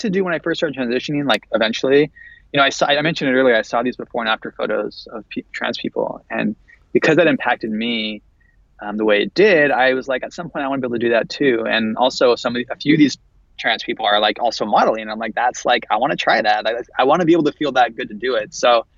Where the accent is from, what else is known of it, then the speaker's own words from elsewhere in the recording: San Jose, California, United States; moved away; I'm from San Francisco area. I'm from San Jose originally.